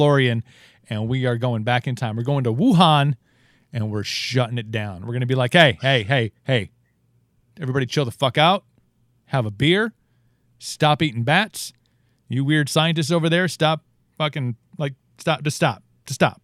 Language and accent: English; Wisconsin, United States; my by youth in a small town in Wisconsin